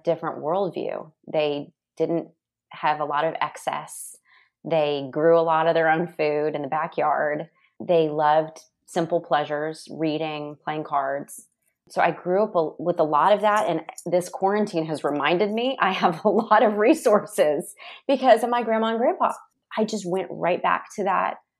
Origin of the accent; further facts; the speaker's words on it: Nashville, Tennessee, United States; growing up in Nashville, I had a really safe childhood.